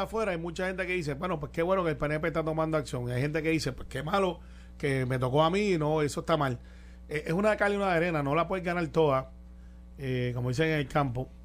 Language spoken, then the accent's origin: Spanish; Guaynabo, Puerto Rico; Conozco todos los rincones de Guaynabo. Yo soy de Guaynabo, Santa Rosa dos, Cantagallo